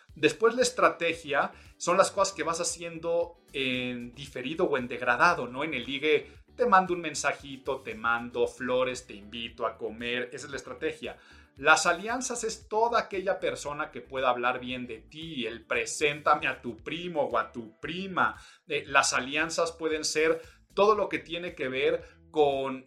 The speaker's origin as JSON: {"language": "Spanish", "country": "Mexico", "said": "soy mexicano"}